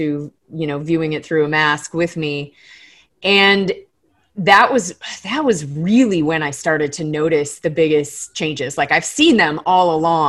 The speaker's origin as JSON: {"language": "English", "region": "Florida Keys", "country": "United States", "tie": "born or raised there", "moved": "yes", "lives_now": "Colorado, United States", "said": "I grew up in the Florida Keys. And that's my home reef"}